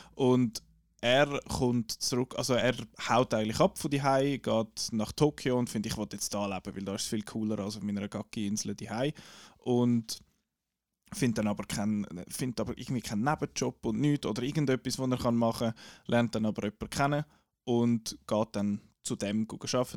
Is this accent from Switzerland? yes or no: yes; Switzerland; accent: Swiss German; first language Swiss German; weil Schweizerdeutsch unsere Muttersprache ist